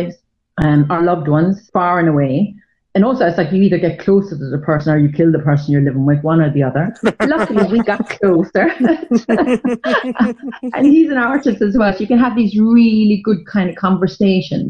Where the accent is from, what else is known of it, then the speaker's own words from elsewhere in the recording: Ireland; moved away as an adult; now in London, United Kingdom; being Irish in the 80s